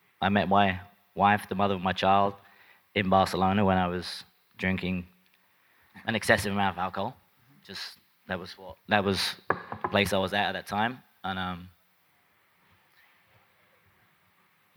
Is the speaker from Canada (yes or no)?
no; England, United Kingdom; growing up in England